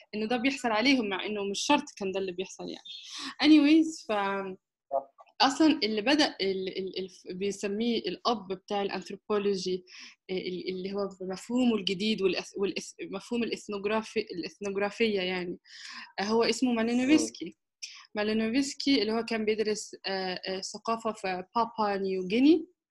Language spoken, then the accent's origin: Arabic; Egypt; also born or lived in Istanbul, Turkey / United Kingdom; انا آه، مصرية